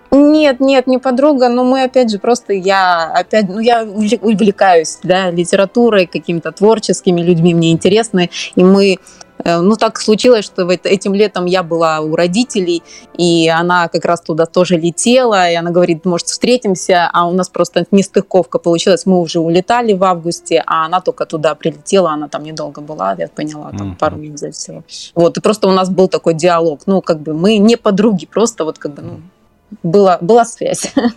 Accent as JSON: {"language": "Russian", "town": "Dnipro", "region": "Dnipropetrovsk Oblast", "country": "Ukraine", "tie": "born or raised there", "moved": "yes", "said": "я вообще родом из Украины из славного города Днепропетровска"}